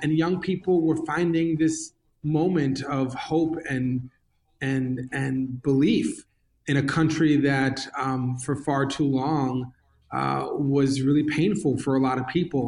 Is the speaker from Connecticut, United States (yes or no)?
no; New York, United States; growing up in New York